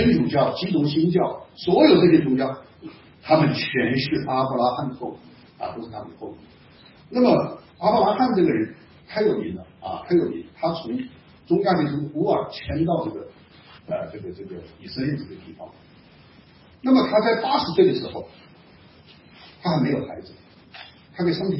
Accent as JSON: {"language": "Chinese", "country": "China", "said": "我们中国人当中也有这种情况。"}